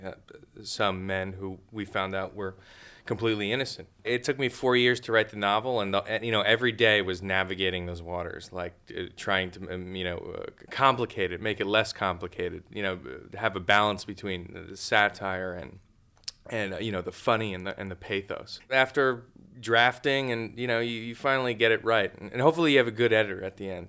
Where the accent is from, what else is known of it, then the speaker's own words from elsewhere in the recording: New York City, New York, United States; I grew up there, but I grew up on Staten Island